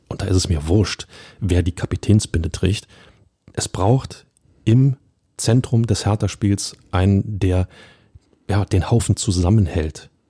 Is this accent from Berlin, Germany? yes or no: yes; Berlin, Germany; als Berliner